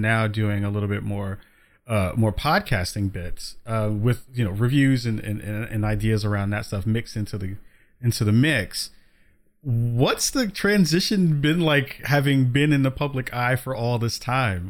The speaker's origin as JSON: {"language": "English", "town": "New York City", "region": "New York", "country": "United States", "moved": "yes", "lives_now": "Portland, United States", "said": "I'm in Portland, Oregon now, but I'm from the Bronx"}